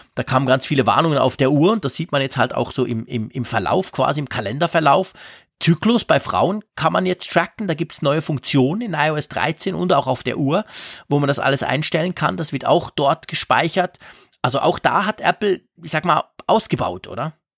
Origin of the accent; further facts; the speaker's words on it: Switzerland; ich bin ein Schweizer